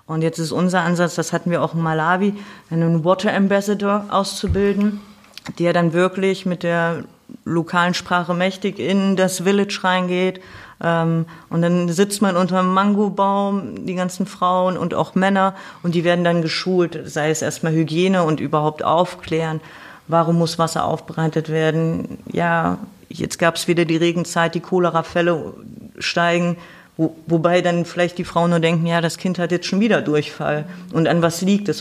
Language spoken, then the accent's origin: German; Thuringia, Germany; moved away; ursprünglich komme ich aus Thüringen. Ich bin sozusagen noch in der DDR geboren